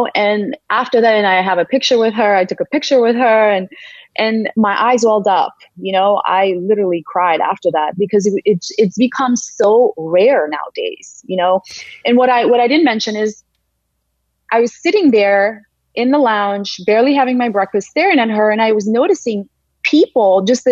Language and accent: English; Georgia; moved away; also born or lived in St. Louis; It's Valley, Georgia, not the Peach State, but the country of Georgia in Eastern Europe